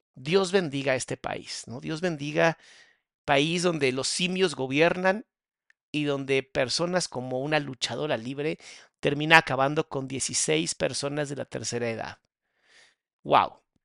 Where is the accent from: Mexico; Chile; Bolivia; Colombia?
Mexico; en mi país, en México